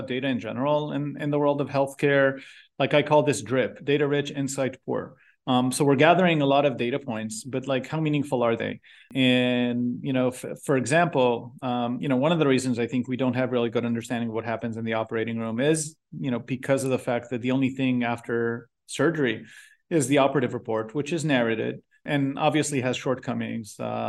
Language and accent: English; Israel; I was born and raised in Israel. Did my MD PhD there.